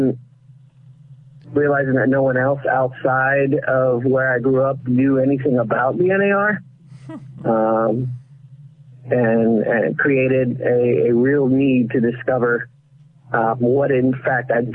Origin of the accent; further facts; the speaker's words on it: Florida, United States; moved away; also born or lived in Puerto Rico; I was born in Puerto Rico, but grew up mostly in Florida